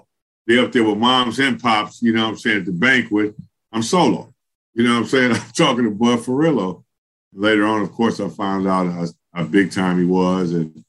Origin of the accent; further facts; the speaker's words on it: Los Angeles, California, United States; every other kid growing up in Los Angeles.